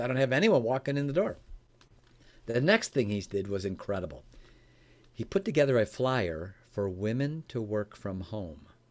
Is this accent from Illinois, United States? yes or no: yes; Chicago, Illinois, United States; now in Michigan, United States; I was raised in Chicago, Illinois. I live in Michigan now